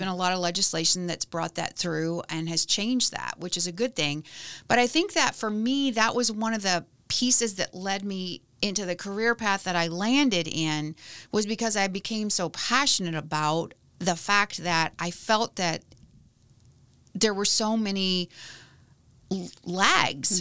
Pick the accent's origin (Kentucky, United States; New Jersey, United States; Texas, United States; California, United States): Kentucky, United States; Lebanon; now in Bloomington, United States; I grew up in a little town called Lebanon, Kentucky.